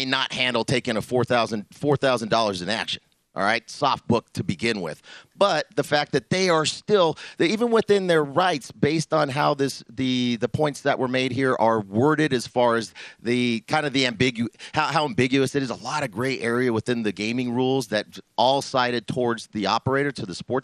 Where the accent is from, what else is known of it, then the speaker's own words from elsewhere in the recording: Denver, Colorado, United States; where I grew up in North Denver, I grew up right by the Broncos Stadium